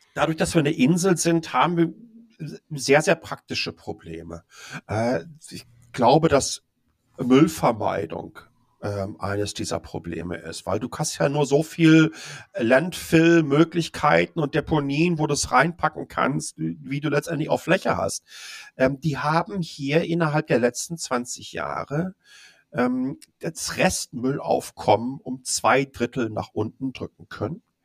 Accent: Dortmund, North Rhine-Westphalia, Germany; moved away as an adult; also born or lived in Ruhr area; now in Taipei, Taiwan; ich bin gebürtiger Dortmunder

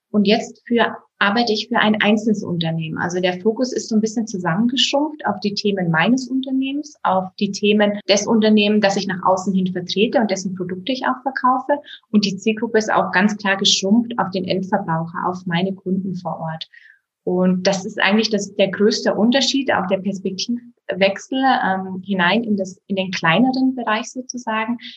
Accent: Bavaria, Germany; Das hatte eher familiäre Hintergründe, dass ich zurück in die Heimat gezogen bin. Denn ich komme aus Bayern, aus dem Berchtesgadener Land. Hier ist auch meine gesamte Familie.

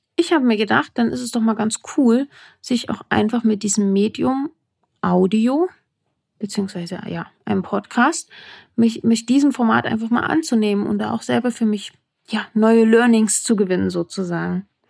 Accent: Saalfeld, Thuringia, Germany; accent: Saalfeld dialect; moved away as an adult; now in Berlin, Germany; ursprünglich komme ich aus Thüringen, dem grünen Herzen Deutschlands. Um genau zu sein, aus Saalfeld

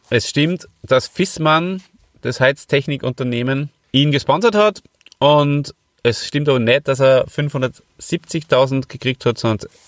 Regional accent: Hof, Bavaria, Germany; Ich komme ja ähm, aus Hof, da hat es ja schon geschnieben.

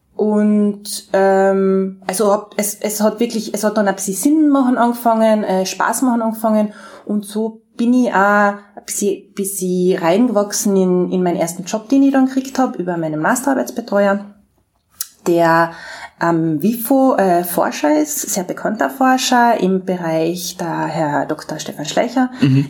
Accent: Austria; moved away; also born or lived in Graz; als Österreicherin

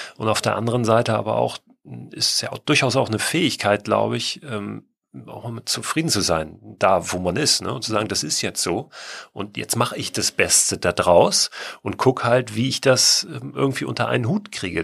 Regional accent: Hamburg, Germany; wir Hamburger sind ja, also ich bin in der Nähe von Hamburg auch groß geworden

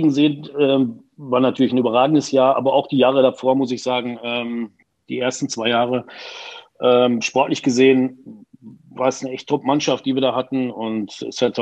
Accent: Unna, North Rhine-Westphalia, Germany; ich bin ja gebürtiger Uneraner und ähm, ja, wenn du aus der Region da unten kommst, also Dortmunder Ecke

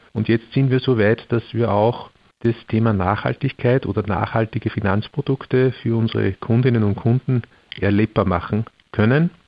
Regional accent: Austria; bei uns in Österreich

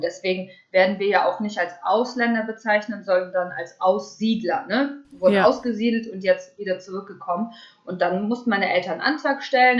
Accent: Germany; also born or lived in Pavlodar, Kazakhstan; als kurz bevor ich drei geworden bin, genau im September 93, ähm, sind wir dann nach Deutschland gekommen mit meiner Familie.

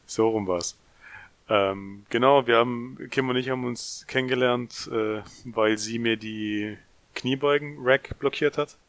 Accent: near Ludwigsburg, Baden-Württemberg, Germany; Bin auch aus der Nähe von Ludwigsburg. Äh, Ludwigsburg liegt übrigens in der Nähe von Stuttgart. Für die, die das kleine Käffle hier nicht kennen.

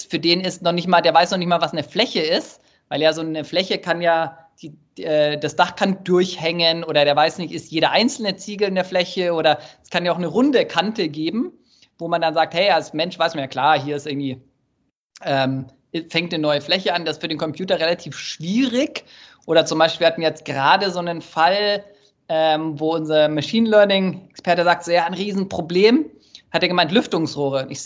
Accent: Munich, Bavaria, Germany; Ja, ich komme ursprünglich aus München. Man hört es mir irgendwie nicht an, aber.

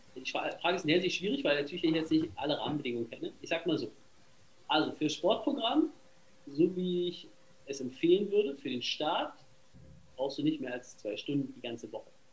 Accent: Berlin, Germany; ich komme aus Berlin

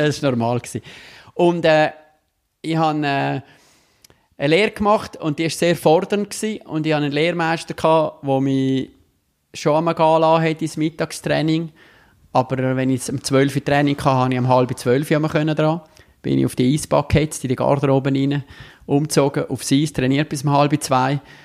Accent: Davos, Graubünden, Switzerland; now in Rapperswil-Jona, Switzerland; Ich bin in Tafos geboren und aufgewachsen

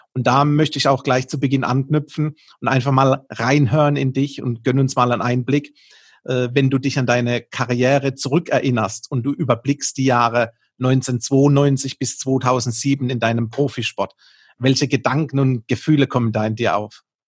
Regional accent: Baden-Württemberg, Germany; accent: Baden dialect; unseren Dialekt, nämlich unsere badische Verbindung

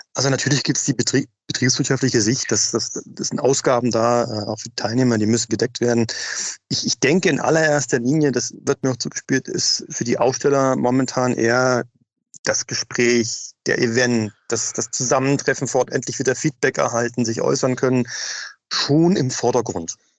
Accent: Berlin, Germany; moved away as an adult; now in Munich, Germany; Als Berliner bin ich aufgewachsen mit Off-Locations ohne Ende

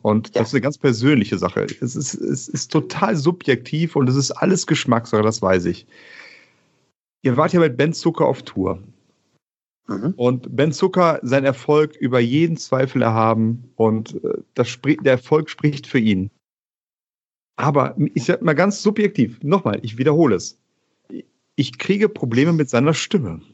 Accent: Bonn, North Rhine-Westphalia, Germany; also born or lived in Kiel; ich bin ja Bonner, von daher ist mein Verein die Telekom Baskets Bonn

